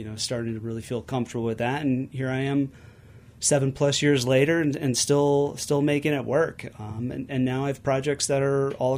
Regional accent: Cleveland, Ohio, United States; I grew up just outside of Cleveland, Ohio, just 2 miles from the Cuyahoga Valley National Park

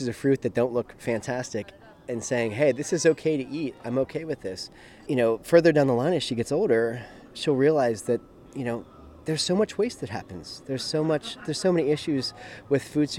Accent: Gibsonia, Pennsylvania, United States; also born or lived in Stanton Heights, Pittsburgh; I grew up in Gibsonia

